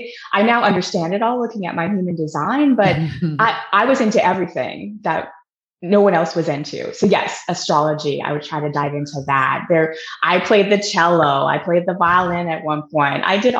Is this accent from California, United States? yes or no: no; Seattle, Washington, United States; Seattle, Washington.